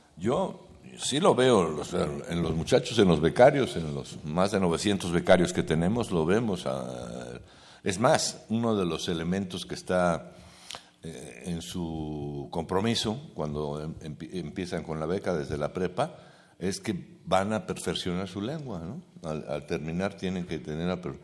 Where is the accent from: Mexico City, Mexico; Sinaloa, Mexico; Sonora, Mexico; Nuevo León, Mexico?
Mexico City, Mexico; Yo nací aquí, ¿no? He vivido aquí y no conozco el náhuatl